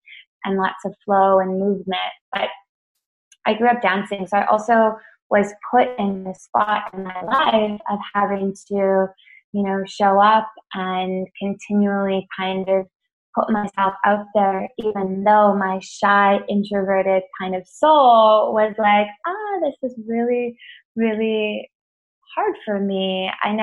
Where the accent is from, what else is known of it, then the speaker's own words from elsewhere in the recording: Edmonton, Alberta, Canada; now in Toronto, Canada; I grew up in Edmonton, Alberta, Canada, which is a small little kind of, well, not small town, it's like it's the capital of the province. But I grew up probably about 25 minutes outside of that.